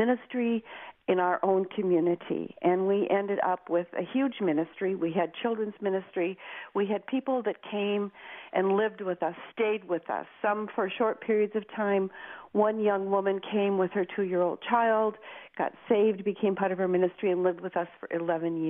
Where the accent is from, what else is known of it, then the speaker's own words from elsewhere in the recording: Minnesota, United States; I was born and raised in Minnesota in the United States, up near the Canadian border